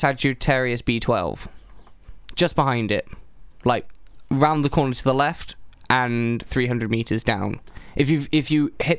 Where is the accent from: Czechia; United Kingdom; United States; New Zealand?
United Kingdom; We are British.